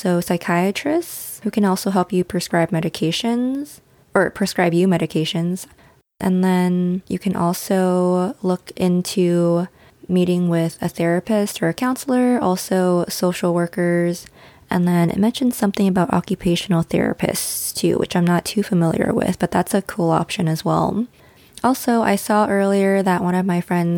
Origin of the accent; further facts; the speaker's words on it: United States; our experiences growing up as Asian American